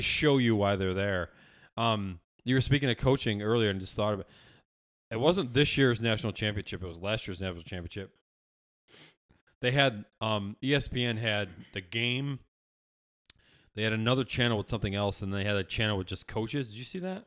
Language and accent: English; Syracuse, New York, United States; I'm from Syracuse.